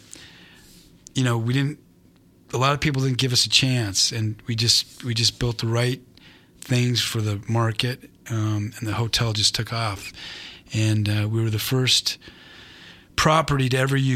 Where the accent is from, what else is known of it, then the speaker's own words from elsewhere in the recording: Albuquerque, New Mexico, United States; moved away as an adult; also born or lived in Las Vegas, Nevada; I'm originally from Albuquerque, New Mexico. That's where I grew up.